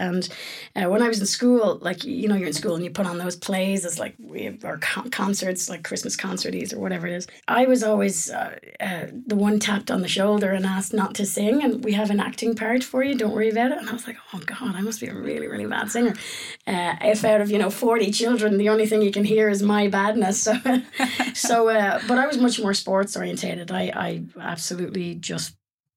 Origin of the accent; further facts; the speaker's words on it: Enniscorthy, Leinster, Ireland; moved away as an adult; now in Prince Edward Island, Canada; I'm from Enniscorthy, County Wexford, which is on the southeast of Ireland